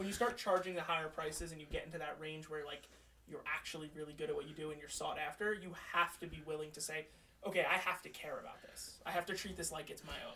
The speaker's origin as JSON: {"language": "English", "town": "Manahawkin", "region": "New Jersey", "country": "United States", "tie": "born or raised there", "moved": "as an adult", "lives_now": "Bergen County, United States", "said": "I grew up in Manahawkin near the beach"}